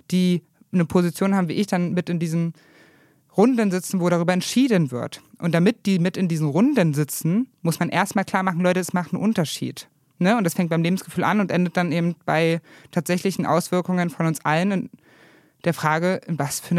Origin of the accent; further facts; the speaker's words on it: East Germany, Germany; wir sind mit anderen Dingen am Horizont aufgewachsen. Ja, also ich so mit Platten und meine Freundinnen in Bayern halt irgendwie mit den Alpen